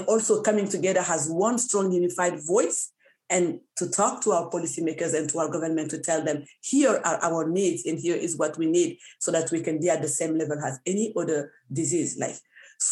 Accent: Niger; now in Canada; I come from Niger, one of the countries where not all women are educated.

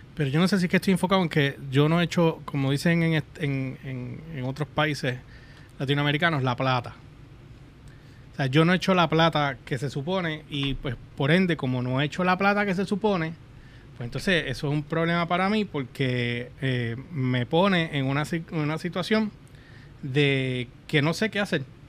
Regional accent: Puerto Rico; somos boricuas.

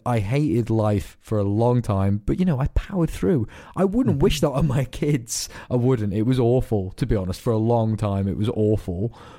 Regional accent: Glasgow, Scotland, United Kingdom; also born or lived in Isle of Man; I got bullied a lot for being a Scottish cunt here, and I got bullied a lot for being an English cunt in Scotland, because I hopped between the Isle of Man and Glasgow, and I was fucking ginger.

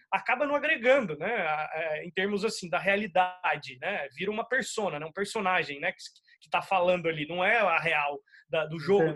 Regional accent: Uberlândia, Minas Gerais, Brazil; moved away as an adult; now in São Paulo, Brazil; eu sou mineiro, né? Eu nasci em Uberlândia, mas eu já moro em São Paulo há uns 10 anos

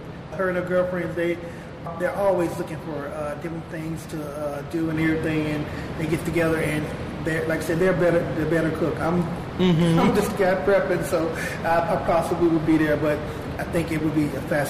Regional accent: the South, United States; I'm from the South. Mm-hmm. I love Southern cooking.

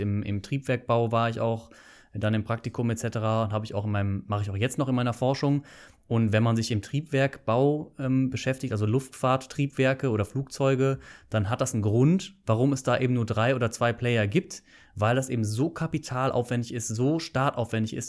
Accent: Bonn, North Rhine-Westphalia, Germany; moved away as an adult; also born or lived in Canada; now in Aachen, Germany; Ich komme ursprünglich aus Bonn, nicht unbedingt aus Aachen, aber ich habe dann hier studiert nach dem Abitur.

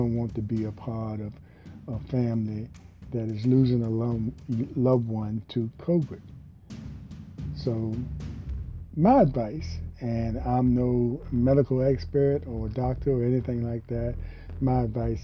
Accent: Hampton Roads area, Virginia, United States; also born or lived in Richmond, Virginia / Portsmouth, Virginia; I was from Virginia, and what a mixture there. I was a little naive guy leaving home for the first time, not far from my home, from the Hampton Roads area to Richmond

